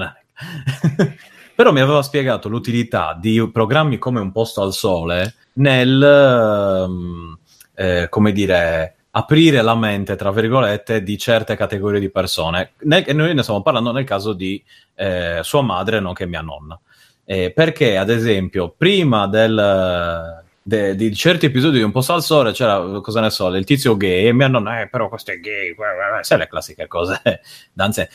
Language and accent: Italian; Sardinia, Italy; in quanto sardo